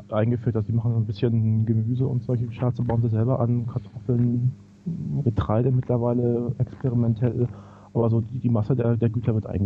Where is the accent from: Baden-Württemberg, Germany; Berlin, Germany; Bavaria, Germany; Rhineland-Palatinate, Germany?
Berlin, Germany; now in Reykjavik, Iceland; ich komme aus, aus Wilmersdorf, Charlottenburg, da wohnen mehr Menschen als in ganz Island auf einem viel, viel kleineren Teil an Fläche natürlich.